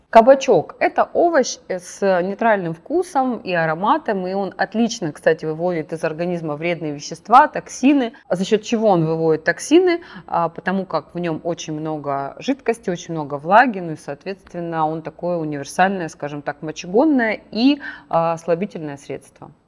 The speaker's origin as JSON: {"language": "Russian", "town": "Krasnodar", "region": "Krasnodar Krai", "country": "Russia", "tie": "born or raised there", "said": "Я на Кубань выросла, в Краснодаре"}